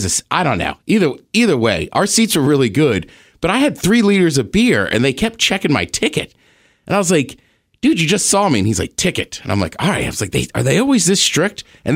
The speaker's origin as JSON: {"language": "English", "region": "Maryland", "country": "United States", "tie": "born or raised there", "said": "I grew up in Maryland. I'm wearing a Maryland shirt."}